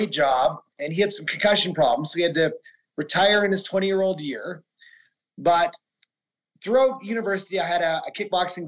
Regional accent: Fort Macleod, Alberta, Canada; growing up in Fort McLeod

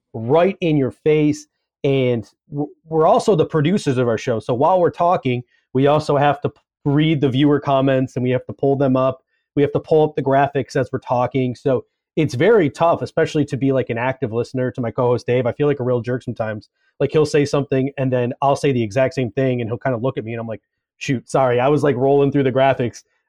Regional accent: Grand Island, New York, United States; I was actually born and raised in, in Grand Island, New York

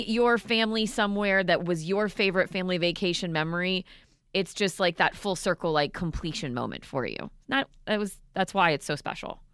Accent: Vero Beach, Florida, United States; I grew up down here in Florida, in Vero

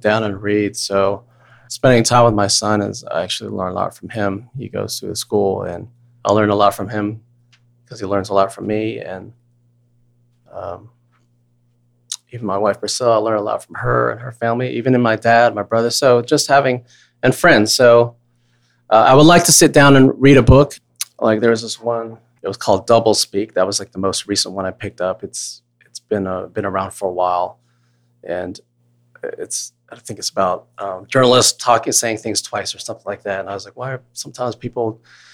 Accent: Virginia, United States; Asian American guy from United States growing up in Virginia

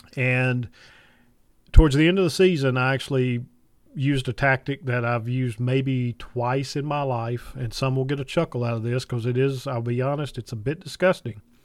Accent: Piedmont of North Carolina, United States; I grew up in the Piedmont of North Carolina

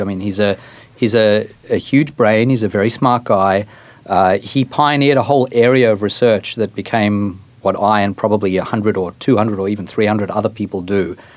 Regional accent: Australia; accent: Australian; moved away as an adult; also born or lived in Johannesburg, South Africa; now in United States; I am Australian. I, I was born in South Africa. I spent seven years there, moved to Australia, spent 16 years there, and I've now been in the US for 14

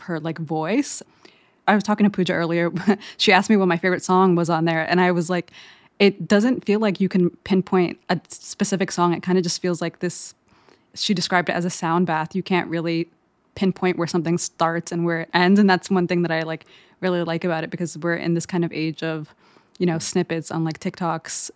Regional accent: Eritrea; growing up in Eritrea, which is in East Africa right next to Ethiopia

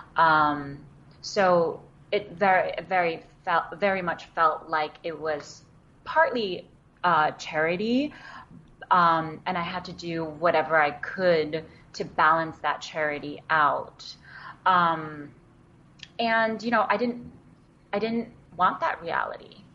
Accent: New York City, New York, United States; first language Wenzhounese; English is a second language; also born or lived in Wenzhou, China; I grew up in Queens in New York

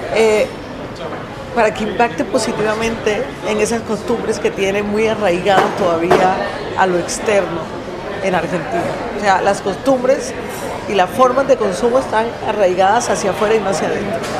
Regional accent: Colombia; soy cocinera colombiana

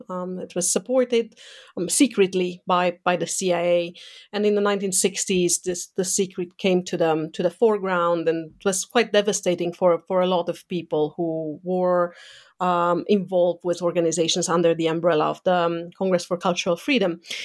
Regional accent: Romania; moved away; growing up in Eastern Europe um, under a communist dictatorship mm, so under Ceausescu's um, dictatorship

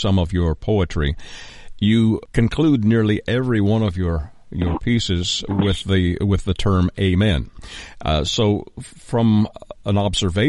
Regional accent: Canada; I am Canadian

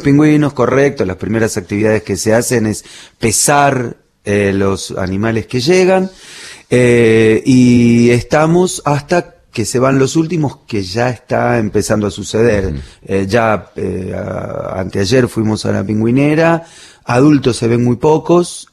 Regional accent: Bernal, Buenos Aires Province, Argentina; also born or lived in Berazategui / Hudson; now in Plátanos, Argentina; yo nací y me crié en Bernal, partido de Quilmes

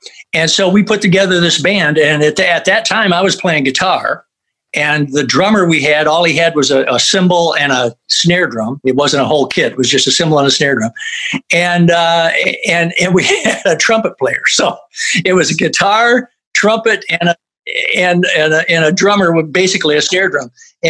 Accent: Flint, Michigan, United States; we grew up in Flint, Michigan, listened to WAMM was the local, you know, R&B station

